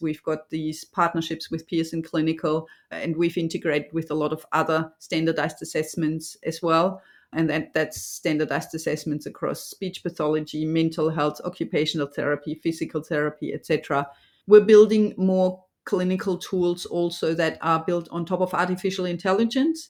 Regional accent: Germany; now in Australia; I'm obviously from Germany

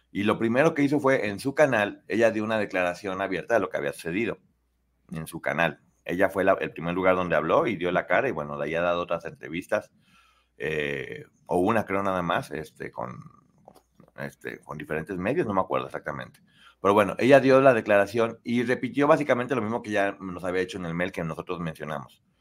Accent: Spain; me acojo como española a mi derecho de no revelar información por preservar mi integridad física y que he sido amenazada

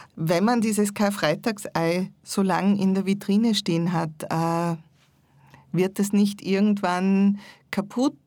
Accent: Salzburg, Austria; ich bin in Salzburg aufgewachsen

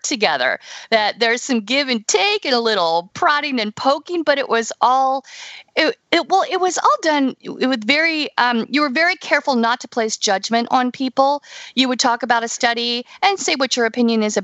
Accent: Shenandoah Valley, Virginia, United States; I'm from Virginia myself, yeah. From the Shenandoah Valley

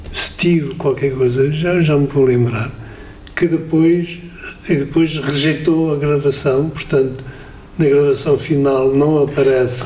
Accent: Coimbra, Centro, Portugal; nasci em Coimbra, o que quer dizer Quer dizer que ouvia muito Fado de Coimbra

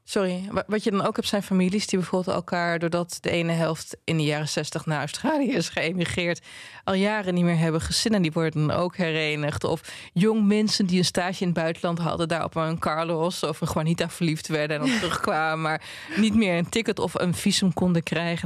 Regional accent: Twente, Overijssel, Netherlands; ik kom uit Twente

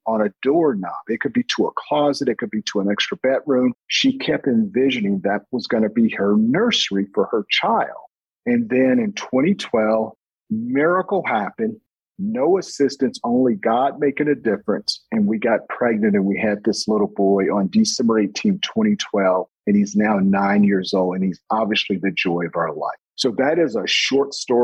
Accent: Indianapolis, Indiana, United States; also born or lived in Florida; growing up in Indianapolis

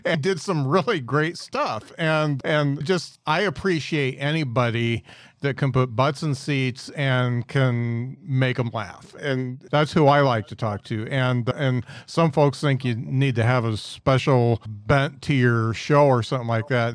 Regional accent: Midwest, United States; us yokel Midwesterners

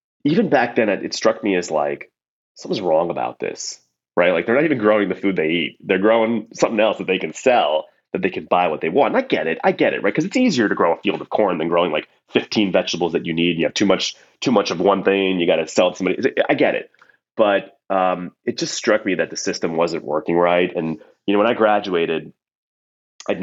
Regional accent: New Jersey, United States; also born or lived in New York area; I was raised here in the States between mostly New Jersey, but, you know, in and around the New York area

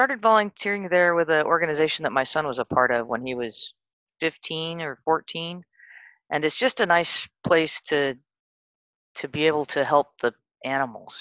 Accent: San Bernardino, California, United States; also born or lived in England; I grew up mostly in a place called San Bernardino, California.

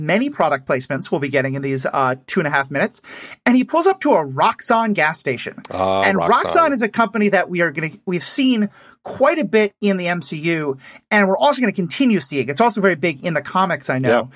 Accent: New York City, New York, United States; moved away; I grew up in New York City, so I didn't grow up around car culture

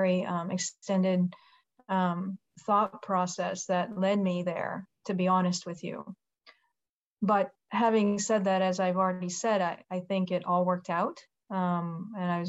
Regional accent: Japan; moved away as an adult; now in United States; I grew up in Japan. I was born and raised there, and I came here

